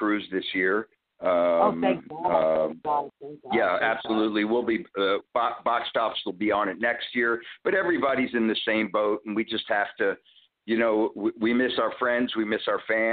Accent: Allentown, Pennsylvania, United States; I'm originally from Pennsylvania, Allentown, PA, and near Philadelphia

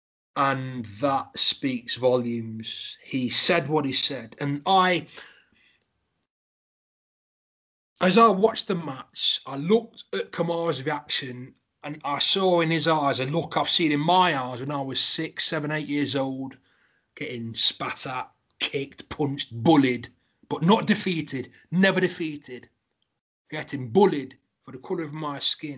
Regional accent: Derby, East Midlands, United Kingdom; I'm from Derby

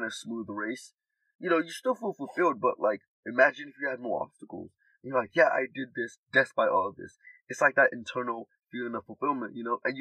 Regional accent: Nigeria; now in United States; I'm from Nigeria

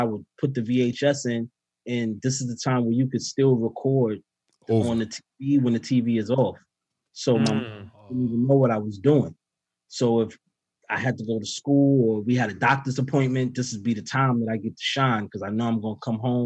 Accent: New York City, New York, United States; I started to get into my hometown

